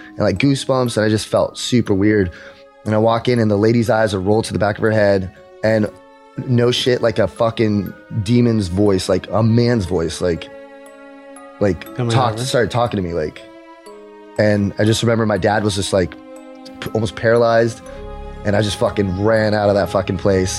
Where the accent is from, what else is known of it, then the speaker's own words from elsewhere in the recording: Dominican Republic; moved away; growing up in the Dominican Republic